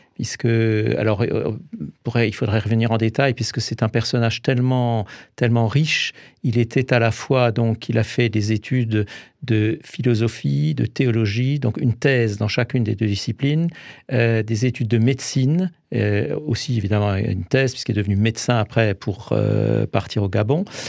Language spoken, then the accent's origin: French; Alsace, Grand Est, France; en tant qu'Alsacien